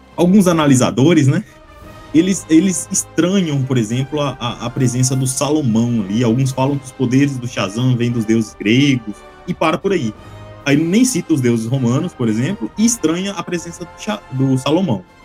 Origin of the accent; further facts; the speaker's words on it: Minas Gerais, Brazil; Eu sou mineiro